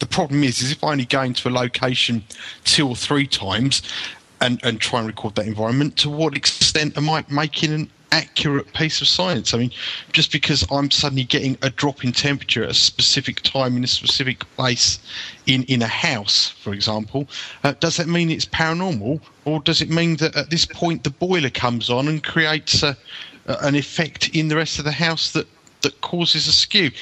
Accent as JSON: {"language": "English", "country": "United Kingdom", "tie": "born or raised there", "said": "an archaeological site in my hometown that was one of the largest Roman temples ever excavated in Great Britain"}